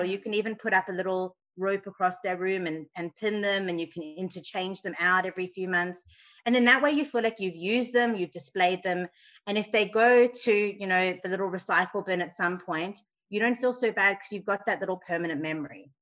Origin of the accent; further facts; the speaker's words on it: South Africa; now in Sydney, Australia; growing up in South Africa, we had people who would make our beds for us